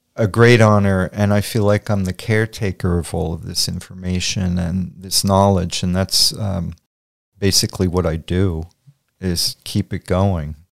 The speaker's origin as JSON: {"language": "English", "town": "Montclair", "region": "New Jersey", "country": "United States", "tie": "born or raised there", "also_born_or_lived": "Rutherford, New Jersey / Spring Lake, New Jersey", "said": "I was born in Montclair, New Jersey, at Saint Vincent's Hospital on Washington Street. I grew up between Montclair, Rutherford, and Spring Lake"}